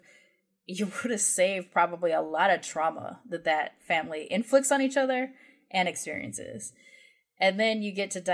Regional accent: United Kingdom; which is one of the hugest things as a British person to see your monarchs like literally mourning in front of you.

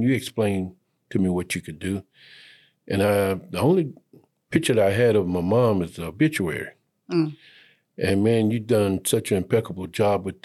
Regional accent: Waco, Texas, United States; My immediate family, we're all from Waco.

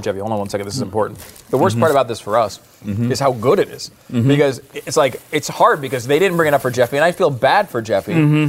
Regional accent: Northeast, United States; moved away; I grew up in the Northeast

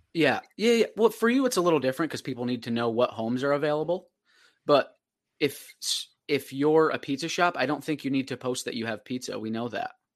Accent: Fulton, New York, United States; I'm from Fulton

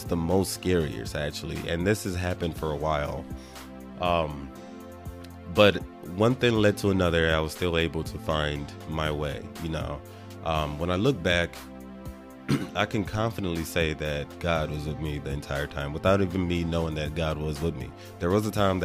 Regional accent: Nigeria; I was born and raised in Nigeria

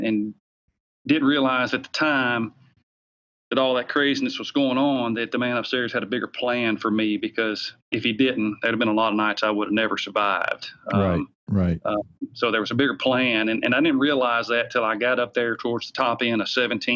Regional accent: the South, United States; accent: Southern; You can tell by my Southern slang, I grew up in the South and still live in the South, just outside of Nashville, Tennessee.

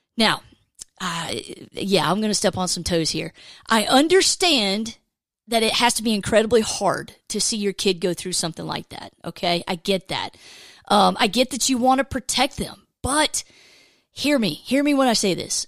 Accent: Georgia, United States; I grew up in Georgia

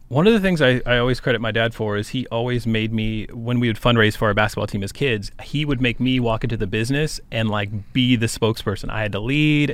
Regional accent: Cheyenne, Wyoming, United States; Cheyenne, Wyoming, which is my hometown

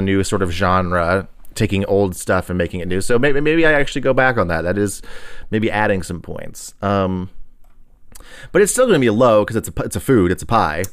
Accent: Texas, United States; I'm from Texas.

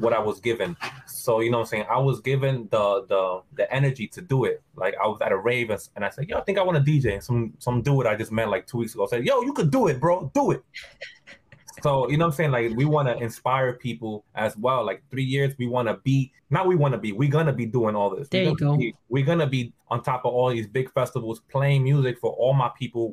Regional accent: New York City, New York, United States; growing up in New York

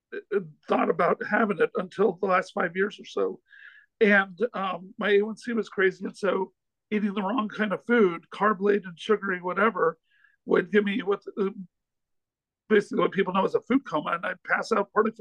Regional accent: North Little Rock, Arkansas, United States; moved away as an adult; also born or lived in Los Angeles; I'm back in my hometown of North Little Rock

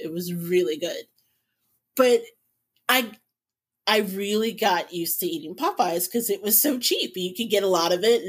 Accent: Indiana, United States; I'm born and raised in Indiana.

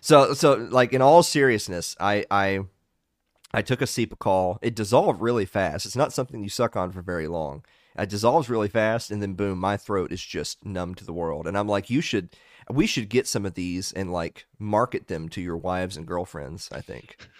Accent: the South, Southern United States, United States; I'm a Southerner

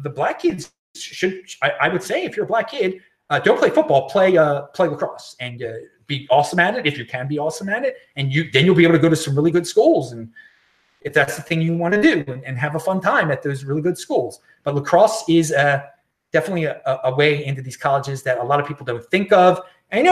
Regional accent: Baltimore, Maryland, United States; now in Los Angeles, United States; my hometown of Baltimore

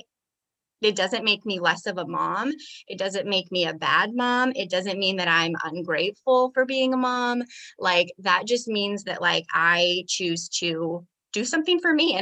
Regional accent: Iowa, United States; also born or lived in Las Vegas; now in Texas, United States; I am from Iowa.

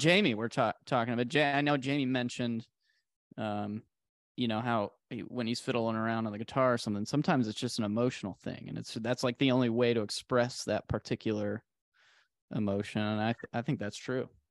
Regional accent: Arizona, United States; 'cause this is where I grew up. I'm born and raised in Arizona.

